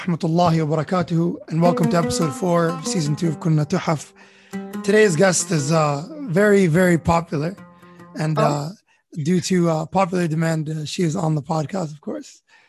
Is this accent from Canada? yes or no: yes; Canada; also born or lived in Tripoli, Libya; I was born in Trablus and then we moved to Canada when I was a year old.